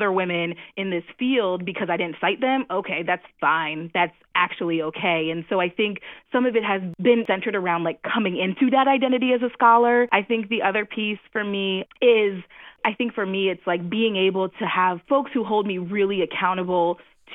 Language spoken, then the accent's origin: English; New Jersey, United States; I'm from New Jersey